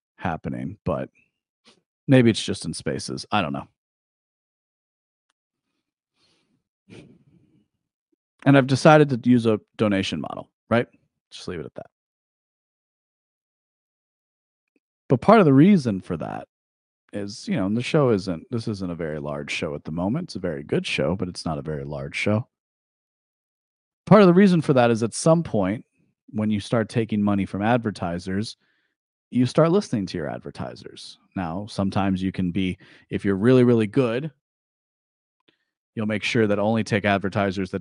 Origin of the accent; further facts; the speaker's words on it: United States; I was raised as an American